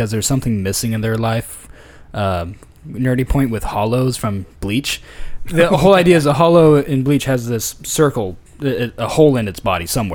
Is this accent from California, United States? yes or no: yes; Paradise, California, United States; I'm from Paradise